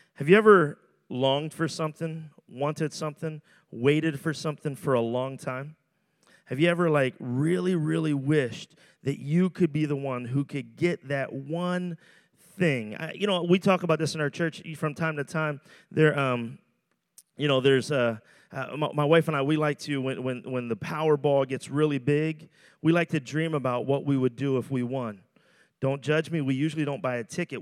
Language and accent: English; Philadelphia, Pennsylvania, United States; I'm from Roxborough